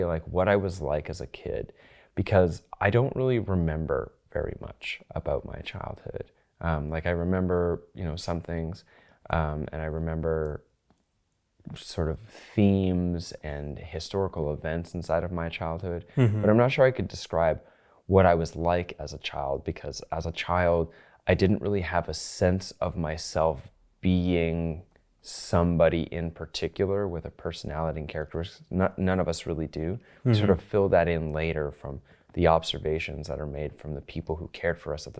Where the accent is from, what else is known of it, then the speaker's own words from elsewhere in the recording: London, Ontario, Canada; I'm from Canada, and I grew up in southwestern Ontario, which is not too far from Toronto, although never in Toronto. I actually was born in a city called London, Ontario.